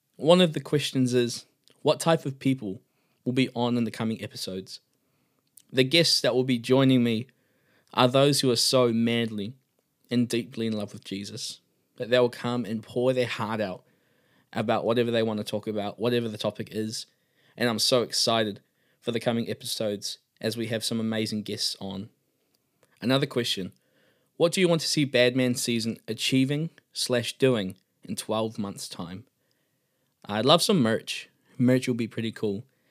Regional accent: Auckland, New Zealand; I come from Auckland, New Zealand

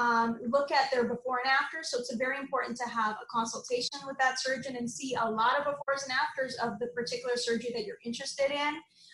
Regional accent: Montreal, Quebec, Canada; also born or lived in Saudi Arabia / Ghana; and then finally we settled back in Montreal, Canada. Yay. And then I grew up in Montreal from then on, from high school onwards, did my all my training at McGill, and then I moved to Toronto and then to here.

